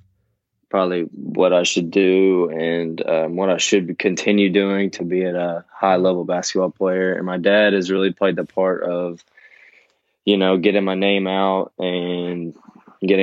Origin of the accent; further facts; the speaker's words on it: Bowling Green, Kentucky, United States; Western Kentucky because that's right in my hometown.